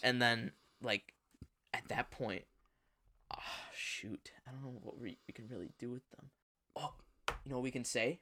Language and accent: English; United States; we're American